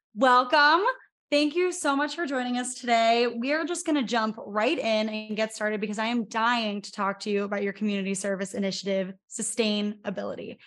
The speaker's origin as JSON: {"language": "English", "region": "Pennsylvania", "country": "United States", "said": "I'm from Pennsylvania"}